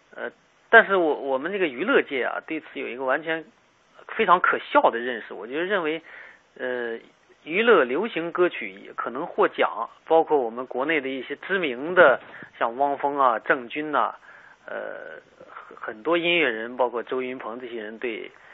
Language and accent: Chinese; China; 我们中国人经常看不起现代新诗